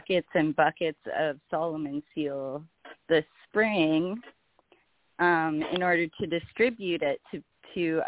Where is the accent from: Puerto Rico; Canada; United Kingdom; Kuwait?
Canada; I'm Canadian